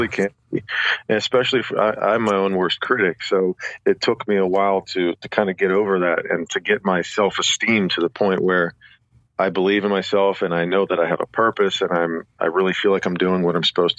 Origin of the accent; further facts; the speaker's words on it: Pittsburgh, Pennsylvania, United States; moved away as an adult; now in Nashville, United States; I'm an East Coast guy. I'm from Pittsburgh